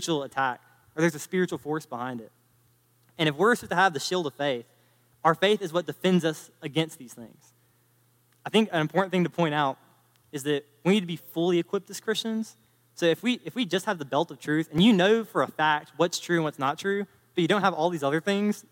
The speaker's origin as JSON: {"language": "English", "region": "North Carolina", "country": "United States", "said": "I'm from North Carolina"}